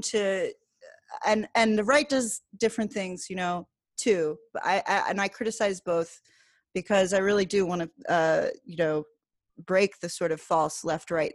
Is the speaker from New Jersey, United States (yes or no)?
yes; New Jersey, United States; I lived in New Jersey at the time, I grew up in New Jersey